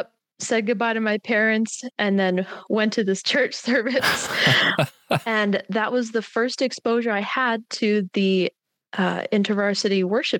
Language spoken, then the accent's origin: English; Colorado Springs, Colorado, United States; moved away as an adult; now in Warroad, United States; I'm from Colorado Springs, Colorado.